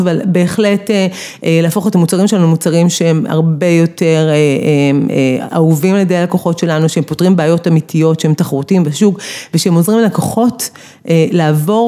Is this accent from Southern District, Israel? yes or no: yes; Beersheba, Southern District, Israel; אני מבאר שבע